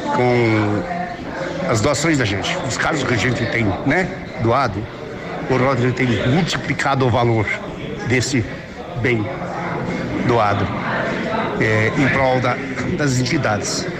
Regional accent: Pato Branco, Paraná, Brazil; eu nasci em Vila Nova de Pato Branco, distrito de Clevelândia. Esse é o meu registro. Ou seja, sempre só aqui.

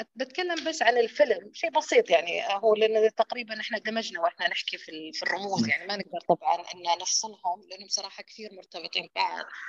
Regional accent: Hejaz, Saudi Arabia; عندنا بالحجاز

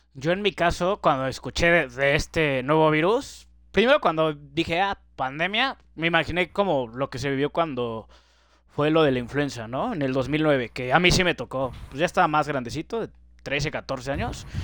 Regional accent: Mexico; somos los mexicanos

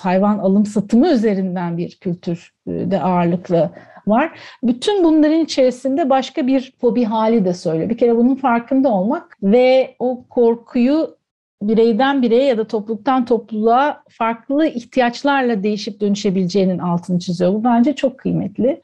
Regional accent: Antakya, Hatay, Turkey; moved away as an adult; also born or lived in Ankara; Antakyalı olmamdan kaynaklı Amanosların, Habib Necar'ın yamacında, Asi Nehri'nin kollarında büyüdüm

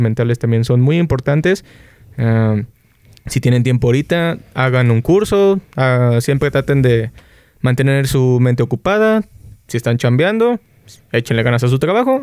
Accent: Xalapa, Veracruz, Mexico; que es nuestra banda, somos de Jalapa, Veracruz.

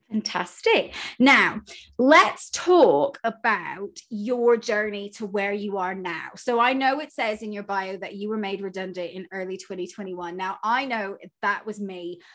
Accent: United States; moved away; I'm clearly from America

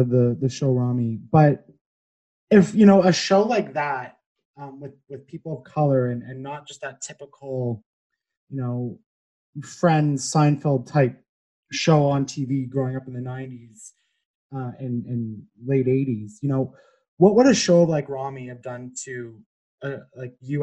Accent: Canada; Canada, we always like to say we're the nice people

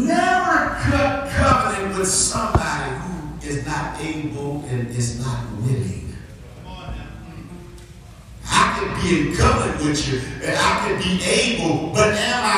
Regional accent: Texas, United States; I am from Texas

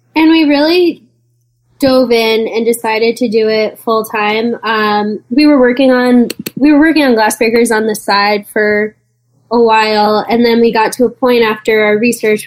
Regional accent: East Coast, United States; we're both from the East Coast

